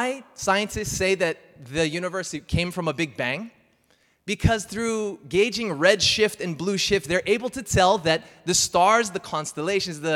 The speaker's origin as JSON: {"language": "English", "country": "United States", "said": "I'm American"}